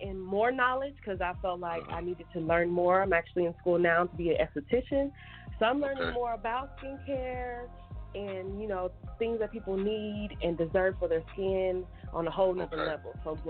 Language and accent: English; Texas, United States; now in Las Vegas, United States; I'm from Texas. I live in Vegas.